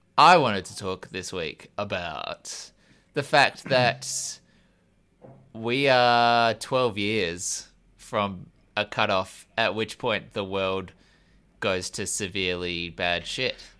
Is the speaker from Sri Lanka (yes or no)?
no; Australia; I'm an Australian